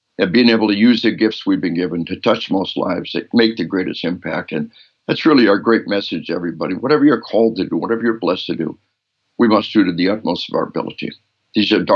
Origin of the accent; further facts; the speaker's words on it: Arkansas, United States; we are from Arkansas.